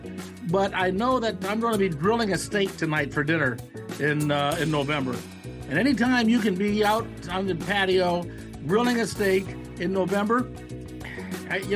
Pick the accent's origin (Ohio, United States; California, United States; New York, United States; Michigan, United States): Ohio, United States; Cleveland; moved away; I'm from Cleveland